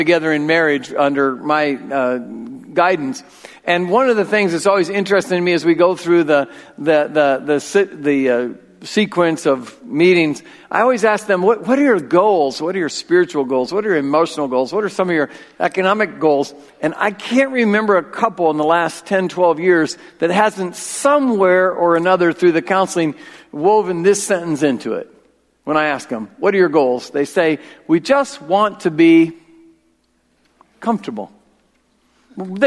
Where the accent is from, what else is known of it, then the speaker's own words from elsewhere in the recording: United States; as an American male